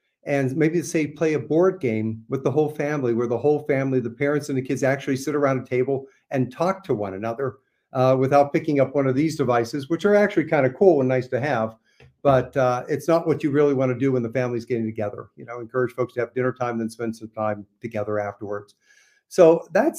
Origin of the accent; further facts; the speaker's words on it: Pittsburgh, Pennsylvania, United States; moved away; also born or lived in Lancaster; I grew up in the Pittsburgh area